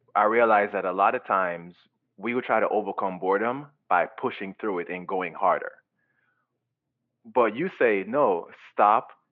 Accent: Jamaica; growing up, I grew up in Jamaica

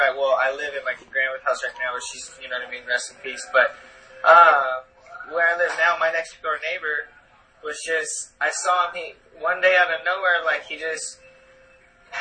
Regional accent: Long Beach, California, United States; I lived in Long Beach

